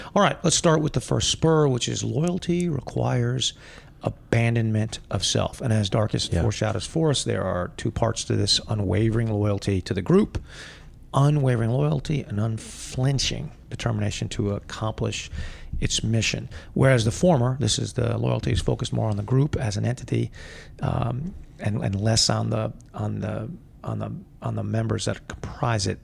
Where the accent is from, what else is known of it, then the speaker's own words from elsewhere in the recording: United States; I am an American, which I am